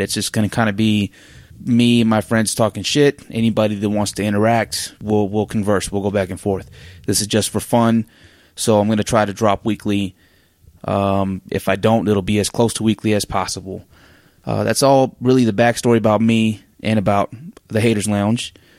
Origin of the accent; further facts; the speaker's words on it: Oregon, United States; now in Salt Lake City, United States; I'm from Oregon.